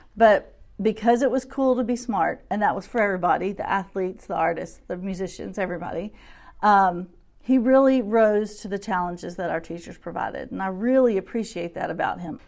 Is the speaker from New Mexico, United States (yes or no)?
no; Shreveport, Louisiana, United States; moved away as an adult; now in Little Rock, United States; I'm originally from Shreveport, Louisiana, and we moved here around twenty-two years ago